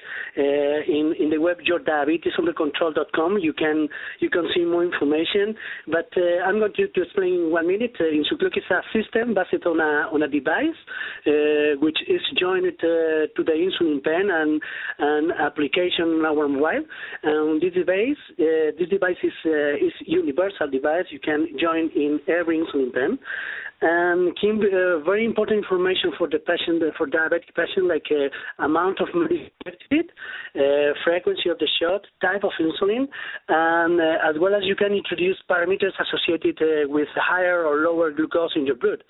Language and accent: English; Spain; I'm from Spain